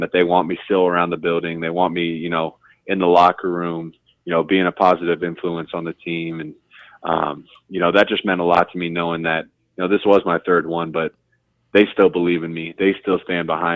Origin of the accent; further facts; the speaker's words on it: Columbus, Ohio, United States; I'm a kid from Columbus, Ohio